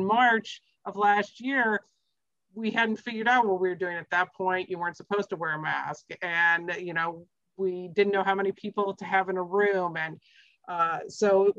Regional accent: Midwest, United States; now in Andover, United States; I grew up in the Midwest

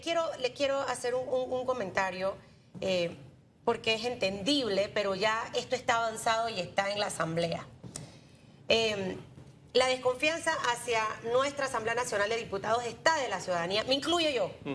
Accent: Panama; como panameña

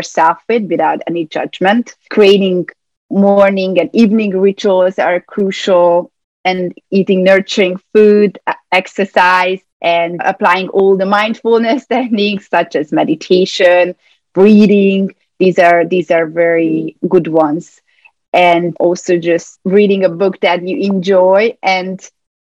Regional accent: Budapest, Hungary; now in United States; I'm from Budapest, Hungary

